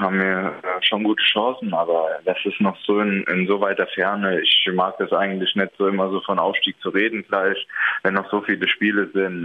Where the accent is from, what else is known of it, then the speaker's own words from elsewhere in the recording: Hesse, Germany; moved away as an adult; also born or lived in Münster / Aalen; now in Bübingen, Germany; Ich bin selbst aus Hessen